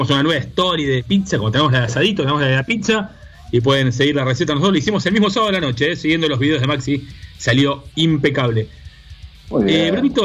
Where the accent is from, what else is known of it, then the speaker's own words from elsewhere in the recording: Quilmes, Buenos Aires Province, Argentina; moved away as an adult; now in near La Plata, Argentina; ahora estoy cerca de La Plata, pero soy de Quilmes.